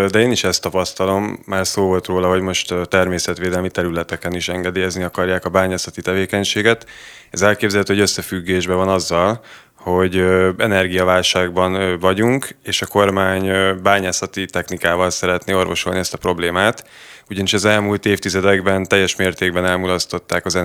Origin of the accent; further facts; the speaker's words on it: Tata, Komárom-Esztergom, Hungary; Tatai vagyok egyébként, és aktívan részt vettem az ügyben, igen.